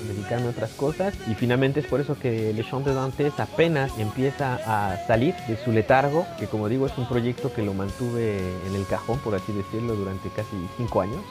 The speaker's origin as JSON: {"language": "Spanish", "country": "Mexico"}